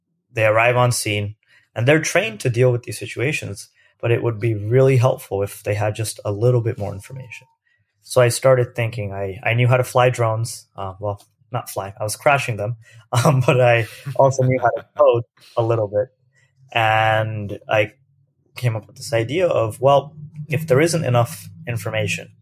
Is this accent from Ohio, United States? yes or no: yes; Lewis Center, Ohio, United States; moved away as an adult; also born or lived in India / Berkeley, California; I spent most of my life growing up in the state of Ohio. Ohio is known for not a lot of things happen there. It's a great place to grow up. I grew up about 25 minutes north of Columbus, which is our capital, in this town of Lewis Center, Ohio.